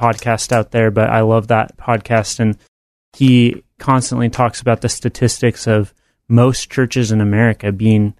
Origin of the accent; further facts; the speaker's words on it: Bend, Oregon, United States; now in Salem, United States; I grew up in Bend, Oregon